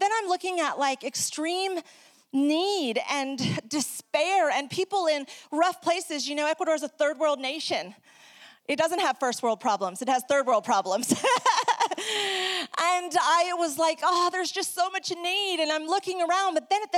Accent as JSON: {"language": "English", "region": "New York", "country": "United States", "also_born_or_lived": "South America", "said": "If you're trying to figure out my accent, don't try. I am originally from New York. I grew up in South America, hablando español."}